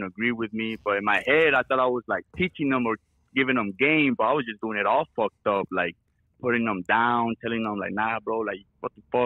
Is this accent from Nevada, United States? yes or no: no; Chicago, Illinois, United States; I grew up in Chicago